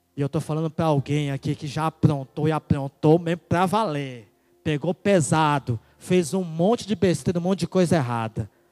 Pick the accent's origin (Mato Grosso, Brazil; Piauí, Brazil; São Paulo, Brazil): Piauí, Brazil; also born or lived in Ceará; eu era cearense e fui criado no Piauí.